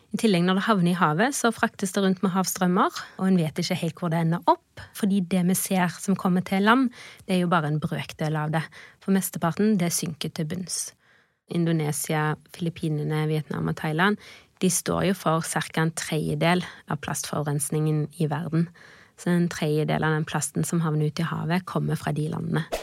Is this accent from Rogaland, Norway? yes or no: yes; Haugesund, Rogaland, Norway; jeg er fra Haugesund, og vi bodde rett ved havet